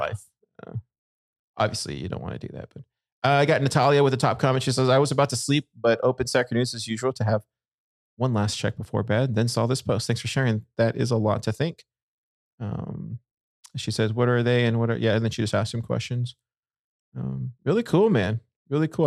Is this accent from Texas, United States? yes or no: yes; Corpus Christi, Texas, United States; I grew up in, in Corpus